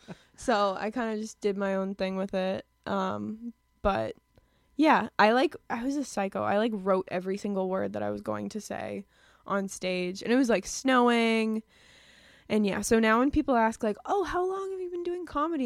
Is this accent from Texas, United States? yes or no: no; Lowell, Massachusetts, United States; I'm from Lowell. Yeah I grew up there and I still live there now with my parents